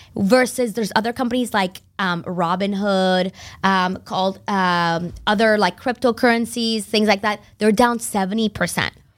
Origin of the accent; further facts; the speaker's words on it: Concord, Massachusetts, United States; also born or lived in Barcelona, Spain; now in Boston, United States; I was born in Barcelona and uh, raised there until I was about nine, and then my family moved to Concord, Mass